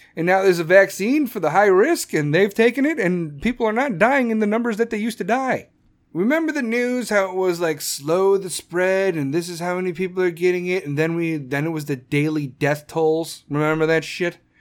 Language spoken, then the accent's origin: English; Chicago, Illinois, United States; Chicago, my hometown